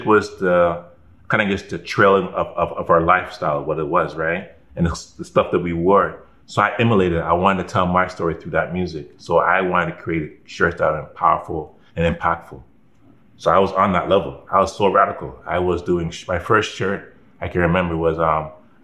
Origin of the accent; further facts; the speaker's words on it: Toronto, Ontario, Canada; I was from Scarborough